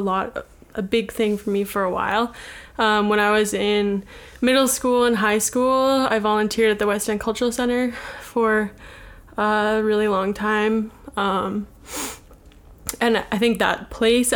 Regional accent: Winnipeg, Manitoba, Canada; I'm from Winnipeg

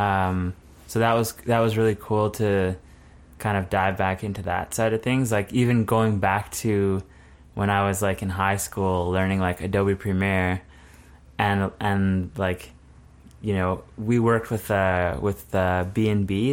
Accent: Altona, Manitoba, Canada; I grew up in Altona, which is about an hour south of Winnipeg.

